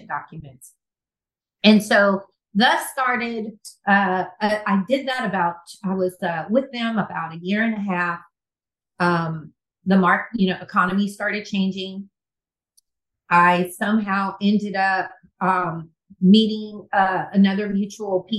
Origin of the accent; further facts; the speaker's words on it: California, United States; moved away as an adult; also born or lived in Birmingham; growing up in California